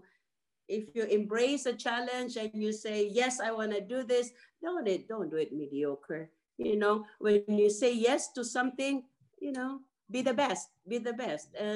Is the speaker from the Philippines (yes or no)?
yes; Philippines; I'm Filipino